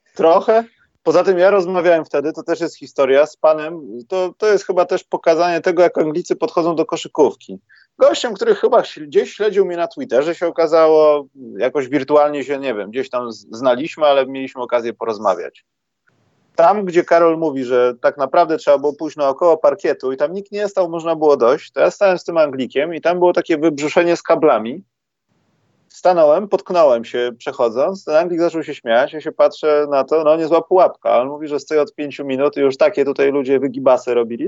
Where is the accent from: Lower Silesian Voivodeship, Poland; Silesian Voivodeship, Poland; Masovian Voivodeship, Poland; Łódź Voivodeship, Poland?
Masovian Voivodeship, Poland; Warsaw; jestem z Warszawy